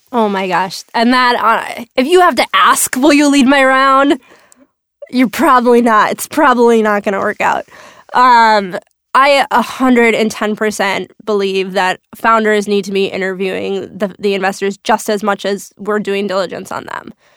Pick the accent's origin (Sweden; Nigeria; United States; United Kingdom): United States; Minnesota; moved away as an adult; also born or lived in Chicago; now in New York, United States; I am from Minnesota, Minnetonka, Minneapolis, Minnesota